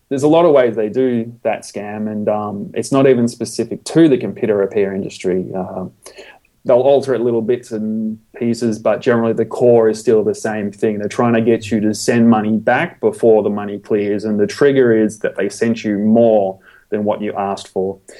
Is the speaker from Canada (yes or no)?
no; Australia; I'm an Australian computer technician